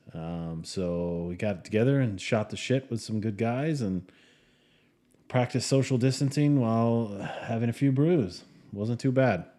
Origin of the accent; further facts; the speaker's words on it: United States; moved away; we're American